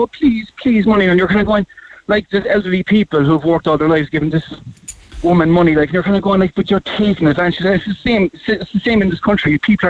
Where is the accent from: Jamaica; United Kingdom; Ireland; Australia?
Ireland